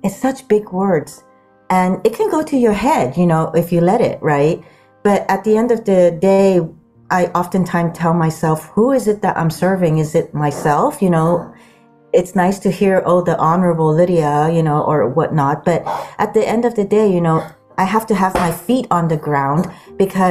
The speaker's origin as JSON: {"language": "English", "country": "Sudan", "tie": "born or raised there", "also_born_or_lived": "Guam", "moved": "yes", "lives_now": "Palo Alto, United States", "said": "I grew up in the Sudan and grew up on Guam."}